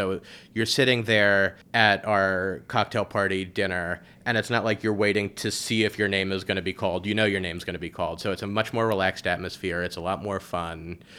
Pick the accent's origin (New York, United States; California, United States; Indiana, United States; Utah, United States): New York, United States; New York City; Born and raised in New York.